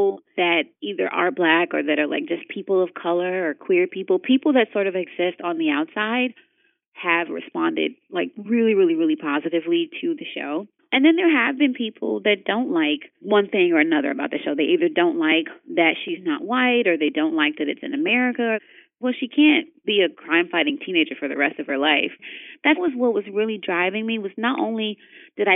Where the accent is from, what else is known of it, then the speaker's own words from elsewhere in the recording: Chicago, Illinois, United States; I'm from Chicago and I'm from the South Side, which is like all concrete and parks